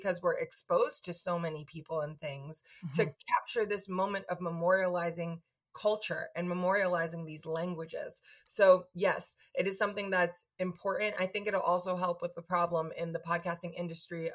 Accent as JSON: {"language": "English", "region": "New York", "country": "United States", "said": "speaking as a New Yorker, as an American"}